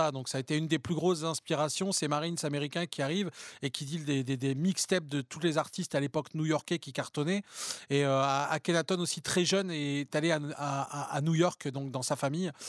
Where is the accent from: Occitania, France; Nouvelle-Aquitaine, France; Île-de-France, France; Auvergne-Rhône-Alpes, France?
Île-de-France, France; Paris; Je suis parisienne, je suis